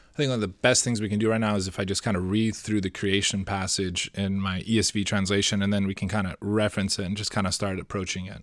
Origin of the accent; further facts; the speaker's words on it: Seattle, Washington, United States; I'm from Seattle